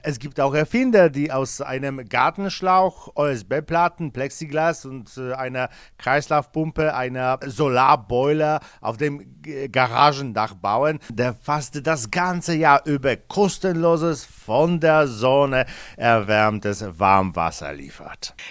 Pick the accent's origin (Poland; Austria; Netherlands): Poland; bei uns in Polen